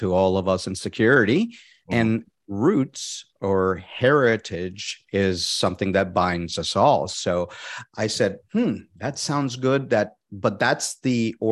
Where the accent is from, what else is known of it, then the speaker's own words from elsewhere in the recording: Puerto Rico; moved away; I'm originally from Puerto Rico